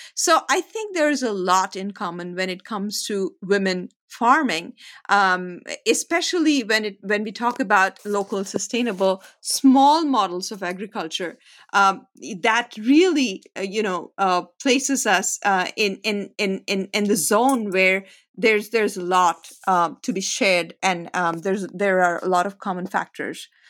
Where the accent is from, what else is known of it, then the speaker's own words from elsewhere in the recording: India; moved away as an adult; also born or lived in United States; I spent some time in the United States, became, a, all my influence came from here, and then I went back to India